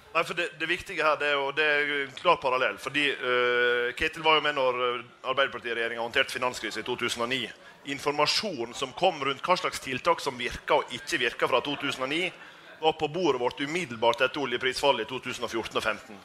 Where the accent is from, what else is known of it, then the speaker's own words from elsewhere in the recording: Sunnmøre, Møre og Romsdal, Norway; Jeg kommer jo fra, fra Sunnmøre